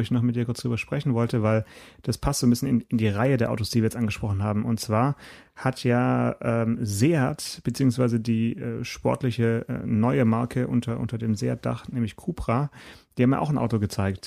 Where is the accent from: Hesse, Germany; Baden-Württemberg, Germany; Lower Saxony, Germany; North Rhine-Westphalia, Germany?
Baden-Württemberg, Germany; Stuttgart; moved away; ich bin geborener Stuttgarter